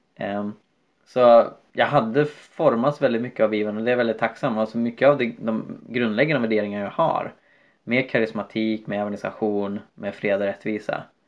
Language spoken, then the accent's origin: Swedish; Sweden; infödda svenskar